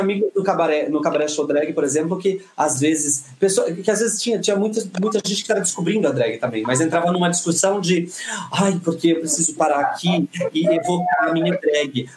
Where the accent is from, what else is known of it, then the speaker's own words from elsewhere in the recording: Bauru, São Paulo, Brazil; eu sou do interior de São Paulo, aqui, a, é, é, que é Bauru